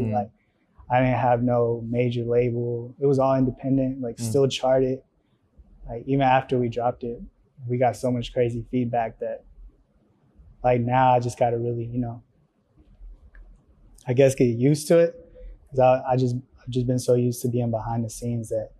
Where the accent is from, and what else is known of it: Riverdale, United States; born or raised there; first language Spanish; English is a second language; also born or lived in Mexico